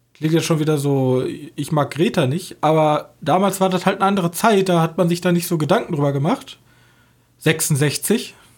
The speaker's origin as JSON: {"language": "German", "country": "Germany", "said": "wir als Deutsche"}